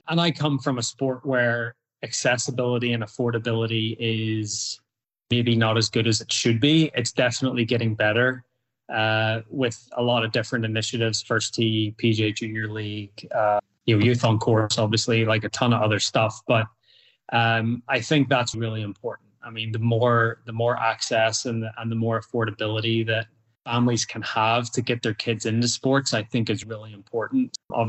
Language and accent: English; Northern Ireland, United Kingdom; now in United States; one thing I would say about youth sports in the US compared to when I grew up or where I grew up